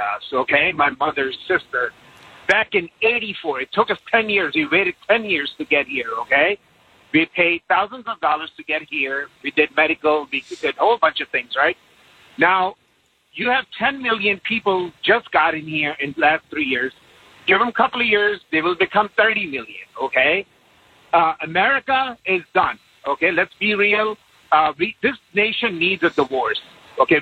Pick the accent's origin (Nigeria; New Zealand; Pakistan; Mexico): Pakistan; moved away as an adult; now in Pennsylvania, United States; I came from Pakistan, man, back in 94 when I was 19.